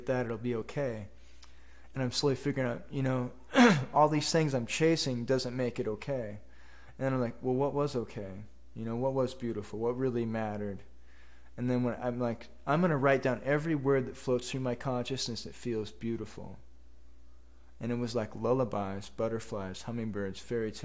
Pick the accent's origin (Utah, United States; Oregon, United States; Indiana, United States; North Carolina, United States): Oregon, United States; Sweet Home; growing up in Sweet Home, a poor logging town